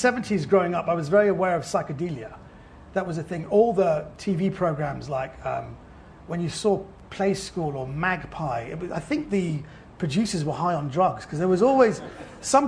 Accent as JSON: {"language": "English", "region": "London", "country": "United Kingdom", "tie": "born or raised there", "accent": "posh", "said": "I was brought up in, hence the rather posh voice, I was brought up in Kensington."}